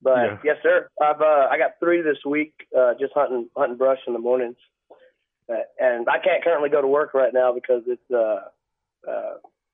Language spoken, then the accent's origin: English; Orange Grove, Texas, United States; also born or lived in El Campo, Texas / Zapata, Texas; Orange Grove, Texas. I was actually born in El Campo, and I've lived in Zapata and a couple other places, but mostly from Orange Grove area